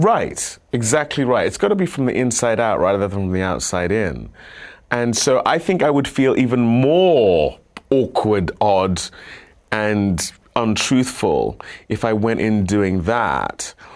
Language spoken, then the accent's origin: English; United Kingdom; moved away as an adult; now in United States; moving here as a Brit